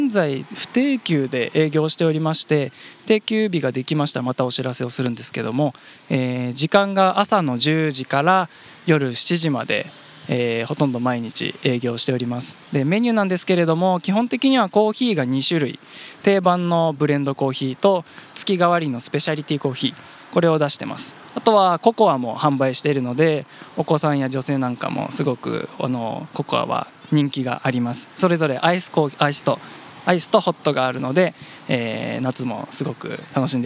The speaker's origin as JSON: {"language": "Japanese", "region": "Fukushima", "country": "Japan", "tie": "born or raised there", "also_born_or_lived": "Tochigi", "moved": "as an adult", "lives_now": "Kawagoe, Japan", "said": "私福島県出身なんですけども"}